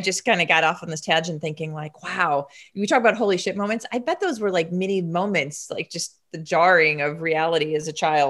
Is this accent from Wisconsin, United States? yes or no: yes; Wisconsin, United States; also born or lived in Midwest; I grew up a lot in the Midwest. So I was born in Wisconsin. And so I had a lot, I've lived in 12 states, but a lot of the states were Midwest.